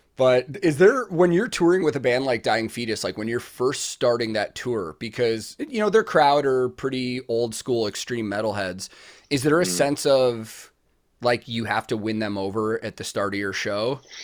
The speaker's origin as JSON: {"language": "English", "country": "United States", "said": "as an American"}